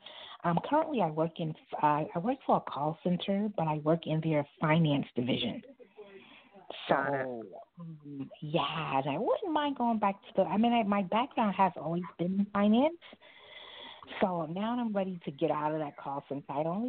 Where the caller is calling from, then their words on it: New York City, New York, United States; I'm calling from New York City.